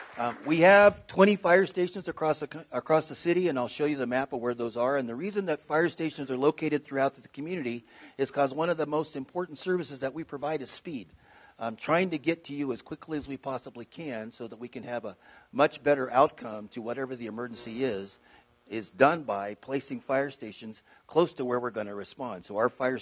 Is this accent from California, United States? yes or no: yes; Fresno, California, United States; moved away as an adult; also born or lived in Foster City, California; now in Las Vegas, United States; in my hometown of Fresno, California, I became a firefighter in 1978